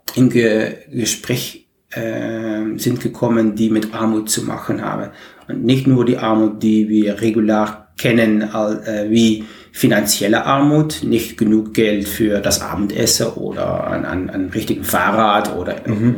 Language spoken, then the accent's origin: German; Maastricht, Limburg, Netherlands; German is a second language; ich komme aus Holland, Maastricht